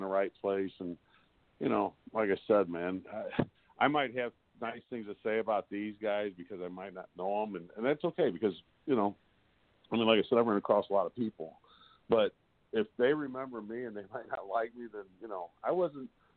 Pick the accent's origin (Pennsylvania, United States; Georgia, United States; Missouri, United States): Missouri, United States; Cottleville; I was raised in Cottleville, Missouri